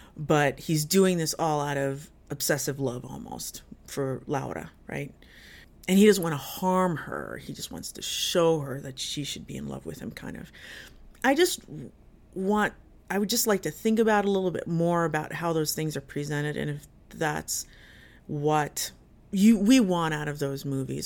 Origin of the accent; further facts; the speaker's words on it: Jersey City, New Jersey, United States; I grew up in Jersey City, in New Jersey